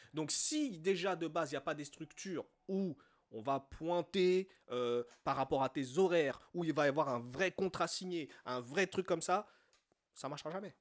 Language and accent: French; France; also born or lived in Côte d'Ivoire; on est né ici, on a grandi ici, on a été élevé, certes, à l'africaine, mais dans un environnement français